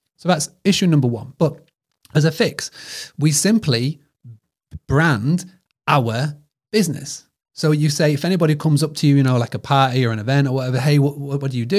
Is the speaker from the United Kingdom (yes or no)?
yes; United Kingdom; accent: British; my British accent